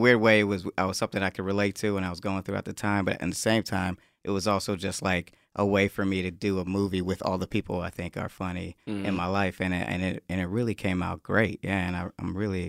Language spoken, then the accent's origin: English; Connecticut, United States; born there; I was born in Connecticut, so I remember when I was a baby, like real little, wearing earmuffs.